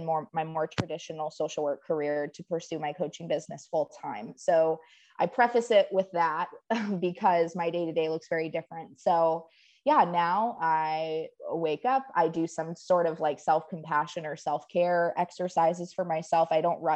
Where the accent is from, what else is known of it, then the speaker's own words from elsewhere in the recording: Upper Peninsula of Michigan, United States; moved away as an adult; now in Waco, United States; I moved here in 2010 from the Upper Peninsula of Michigan